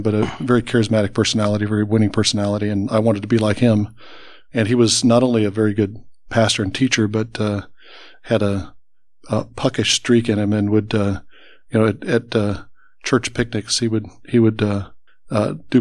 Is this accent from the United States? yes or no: yes; Columbus, Ohio, United States; I grew up in Columbus